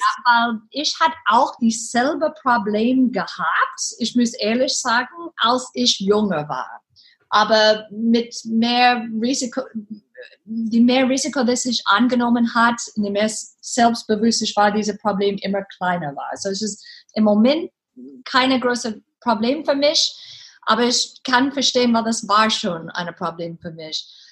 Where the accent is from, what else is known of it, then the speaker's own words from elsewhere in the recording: Texas, United States; German is a second language; moved away as an adult; now in Germany; Ich bin eine Texanerin